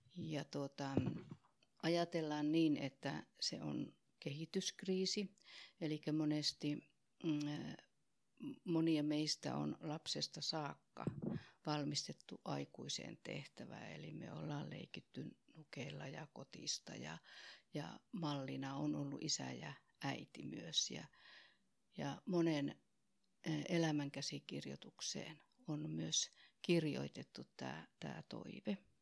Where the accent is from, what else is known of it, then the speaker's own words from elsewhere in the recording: Oulu, North Ostrobothnia, Finland; accent: Oulu dialect; moved away as an adult; also born or lived in Tampere; now in Helsinki, Finland; niin kuin murteesta kuulun, niin mä oon lähtöisin sieltä Oulusta.